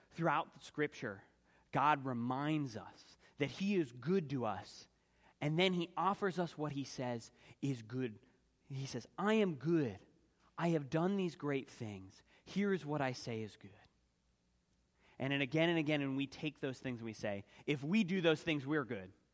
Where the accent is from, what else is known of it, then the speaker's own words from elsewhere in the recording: Philadelphia, Pennsylvania, United States; growing up in Philadelphia, my father worked in the arts community